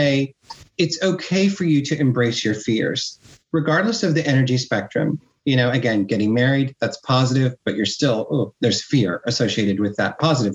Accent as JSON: {"language": "English", "region": "Midwest", "country": "United States", "tie": "born or raised there", "also_born_or_lived": "Miami, United States", "moved": "as an adult", "lives_now": "Spain", "said": "my environment where I grew up in the Midwest"}